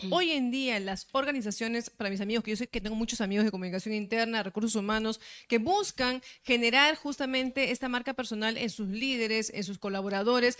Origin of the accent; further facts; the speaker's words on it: Peru; soy bien peruana